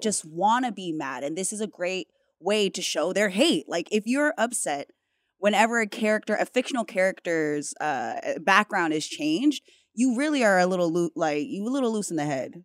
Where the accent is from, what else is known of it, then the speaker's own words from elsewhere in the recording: Hawaii, United States; being Hawaiian, but also being mixed, you know, multiple backgrounds